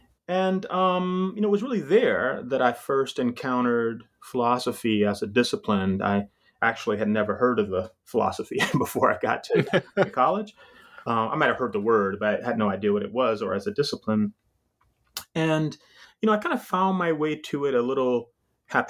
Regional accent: Jacksonville, Florida, United States; also born or lived in Vienna, Georgia; So I was born in Jacksonville, Florida. Well, not exactly. Actually, strictly speaking, I was born in rural Southwest Georgia, in a very small town of Vienna, Georgia, as they would call it. But mostly raised in Jacksonville, Florida.

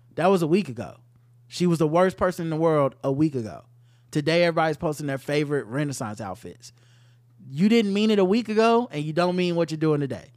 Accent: the South, United States; I'm from the South

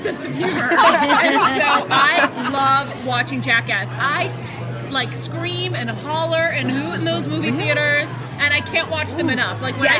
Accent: Boston, Massachusetts, United States; I grew up in Boston, and I know what it's like.

